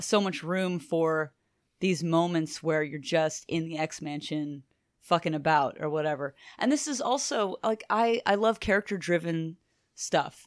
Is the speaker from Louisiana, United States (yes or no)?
yes; Lake Charles, Louisiana, United States; I'm Cajun. on both sides of my family. We're raised in Lake Charles, Louisiana.